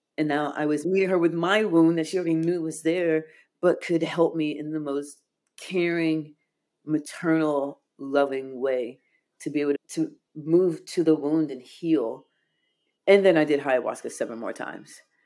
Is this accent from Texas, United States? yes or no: no; Chicago, Illinois, United States; I was born in Chicago